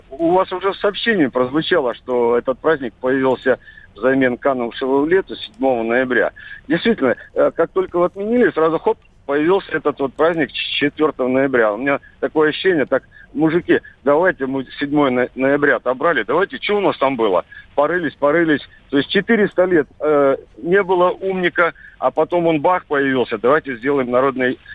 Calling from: Barnaul, Altai Krai, Russia; Я из Барнаула, Михаил.

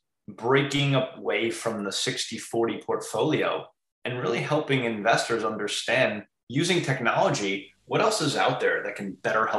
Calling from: Long Island, New York, United States; I'm calling in from Long Island, New York.

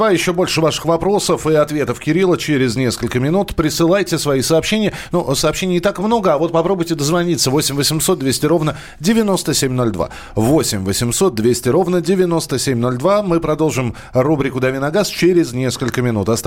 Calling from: Krasnodar, Krasnodar Krai, Russia; я из Краснодара. А, по поводу э, зимней резины. Мы живем в Краснодаре, у нас здесь зимы практически не бывает.

